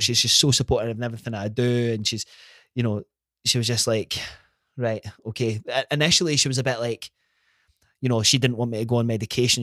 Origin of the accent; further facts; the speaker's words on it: Glenrothes, Scotland, United Kingdom; grew up in, in Glenrothes, born and bred